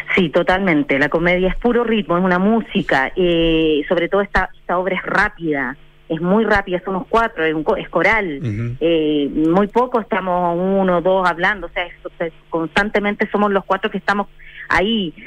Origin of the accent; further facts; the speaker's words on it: Chile; nosotros como chilenos